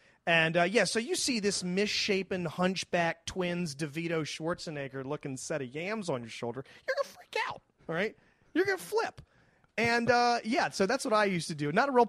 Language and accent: English; Waldorf, Maryland, United States; Maryland, where I'm from Waldorf, where I grew up.